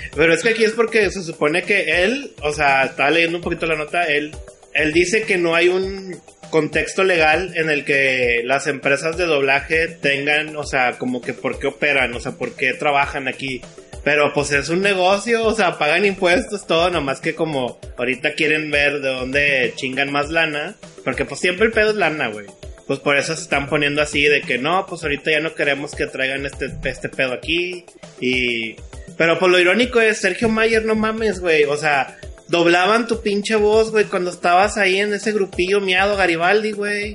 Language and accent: Spanish; Monterrey, Nuevo León, Mexico; soy de Monterrey.